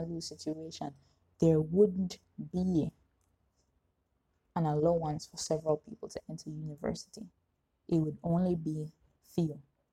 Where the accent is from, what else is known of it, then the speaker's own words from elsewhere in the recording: Jamaica; as a Jamaican society